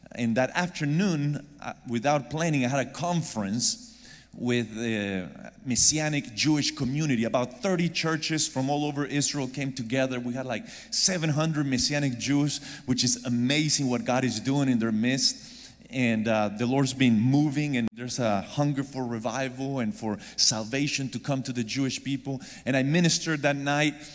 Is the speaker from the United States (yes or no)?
no; Argentina; moved away; I'm originally from Argentina